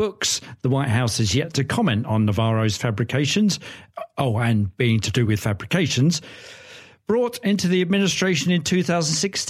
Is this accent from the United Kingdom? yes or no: yes; United Kingdom; being British and being brought up on a diet of cryptic crosswords, Lewis Carroll and anagrams